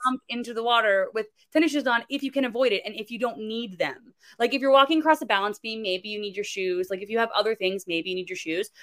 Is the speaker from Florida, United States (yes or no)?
yes; Florida, United States; moved away; I'm originally from Florida